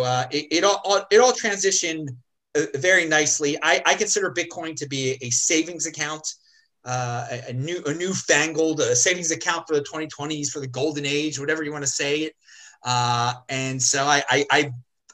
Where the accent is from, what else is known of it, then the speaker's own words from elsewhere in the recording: Baltimore, Maryland, United States; my hometown of Baltimore City